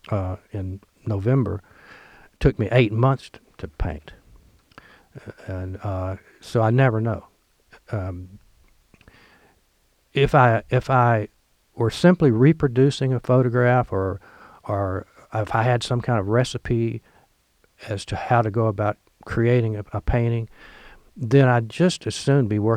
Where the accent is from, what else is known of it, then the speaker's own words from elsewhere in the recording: Oxford, Mississippi, United States; Lemuria stocks at Square Books in Oxford, my hometown.